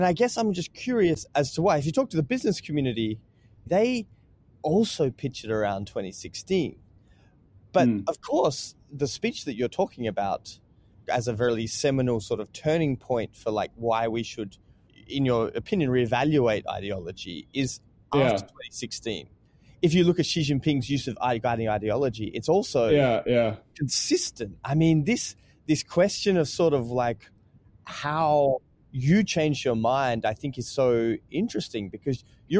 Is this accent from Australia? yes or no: yes; Australia; this is great because I'm Australian, so listeners who are warning now, I'm just going to check myself out of this